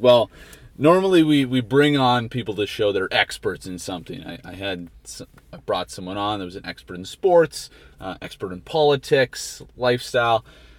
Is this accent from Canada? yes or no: yes; Canada; now in United States; I am Canadian, yes. I will talk about it a lot. But I think I've been indoctrinized into the American culture.